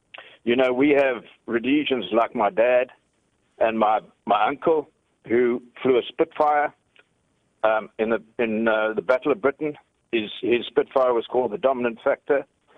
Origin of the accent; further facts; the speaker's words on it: Bulawayo, Zimbabwe; I'm from Bulawayo, from the south.